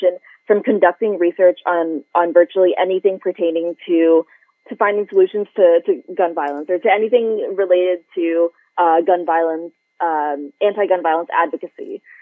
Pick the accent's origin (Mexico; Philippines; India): Philippines; now in United States; my positionality here in this country as a Filipino immigrant